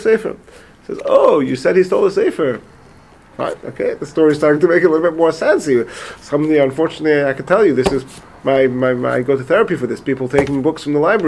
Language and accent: English; England, United Kingdom; moved away; I was from England, and I wasn't so familiar with the American way of speaking